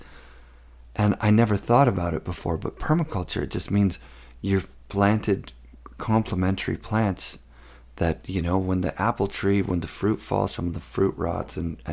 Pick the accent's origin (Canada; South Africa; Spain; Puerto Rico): Canada; Orillia, Ontario; my whole life growing up in Orillia, Ontario